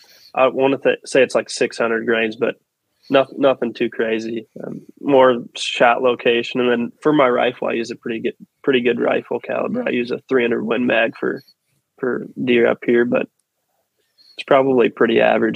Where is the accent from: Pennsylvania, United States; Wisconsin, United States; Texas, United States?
Wisconsin, United States; also born or lived in Ohio; So, grew up in Wisconsin my whole life, pretty much. Born and raised in Ohio, I guess, until I moved to Wisconsin. And that was when my hunting passion really took place. My family's got a 100-year-old farm here in northeastern Wisconsin.